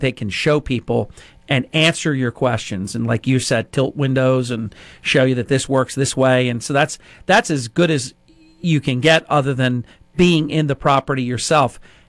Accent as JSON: {"language": "English", "area": "Ventnor", "region": "New Jersey", "country": "United States", "tie": "born or raised there", "also_born_or_lived": "Somers Point, New Jersey", "said": "We had lived on the shore for basically all our lives."}